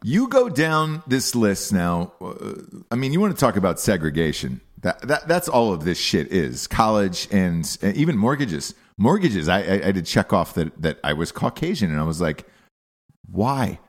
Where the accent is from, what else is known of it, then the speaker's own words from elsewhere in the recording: United States; also born or lived in New York; I was born in America. I identify as an American